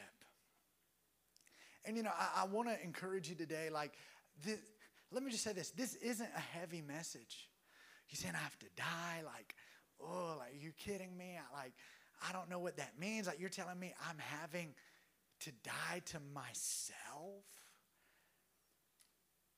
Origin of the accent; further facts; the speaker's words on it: Alabama, United States; I was from Alabama where football's what you do.